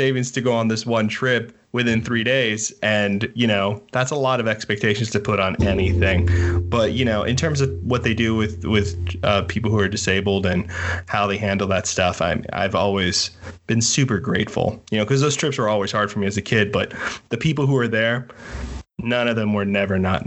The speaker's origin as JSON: {"language": "English", "town": "Miami", "region": "Florida", "country": "United States", "tie": "born or raised there", "said": "I was born and raised in Miami, Florida"}